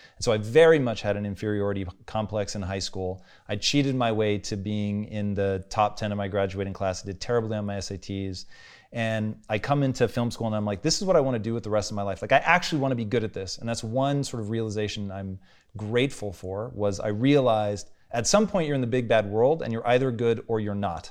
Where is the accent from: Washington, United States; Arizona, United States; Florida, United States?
Washington, United States; Tacoma; growing up in Tacoma, dude, it was white people twenty-four